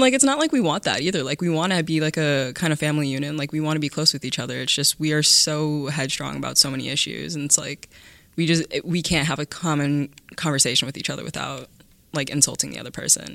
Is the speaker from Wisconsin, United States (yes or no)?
yes; Cedarburg, Wisconsin, United States; I moved into the Cedarburg School District when I was in fourth grade, so I've been here since then.